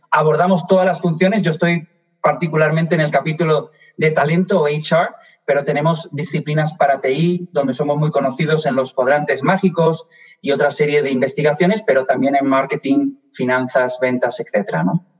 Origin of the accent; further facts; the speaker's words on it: Málaga, Andalusia, Spain; moved away as an adult; also born or lived in Madrid; now in Washington, United States; soy español, me delata el acento, nací en Madrid, me crié en Málaga, en el sur de España